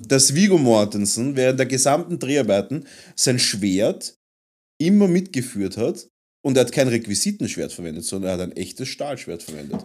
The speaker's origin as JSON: {"language": "German", "region": "Vienna", "country": "Austria", "said": "wir als Wiener, als Wiener Wahnsinnige"}